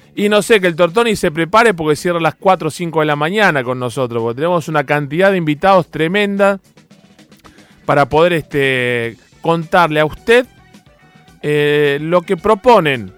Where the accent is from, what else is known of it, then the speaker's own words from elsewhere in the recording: Temperley, Buenos Aires Province, Argentina; moved away as an adult; also born or lived in Adrogué / Avellaneda; now in Buenos Aires, Argentina; Yo en definitiva nací en Adrogué, en Almirante Brown, muy chiquitito, viví en Temperley